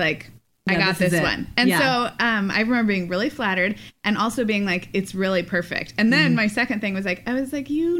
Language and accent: English; Phoenix, Arizona, United States; moved away as an adult; now in California, United States; my hometown